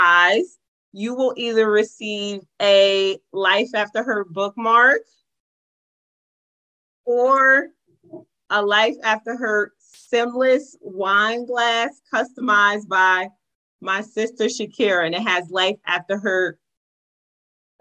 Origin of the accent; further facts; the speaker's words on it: East Orange, New Jersey, United States; I was born in East Orange